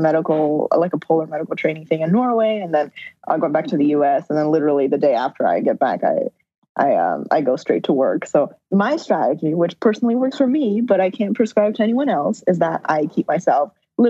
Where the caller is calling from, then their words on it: Moldova; And in fact, I'm calling you from Moldova right now.